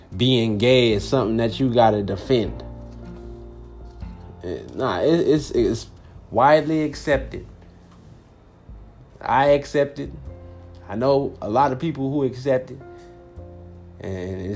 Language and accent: English; Compton, California, United States; now in Phoenix, United States; I'm originally from Los Angeles, California. Compton, to be exact